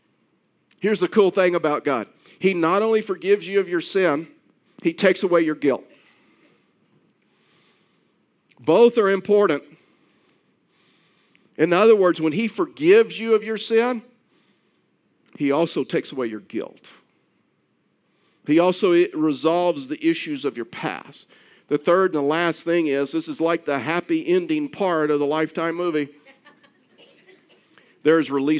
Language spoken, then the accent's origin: English; South Texas, United States; I was raised in South Texas